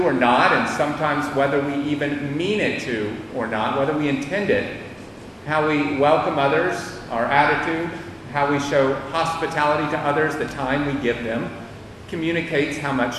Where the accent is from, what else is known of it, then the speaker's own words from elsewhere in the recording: United States; moved away; my time and growing up in the United States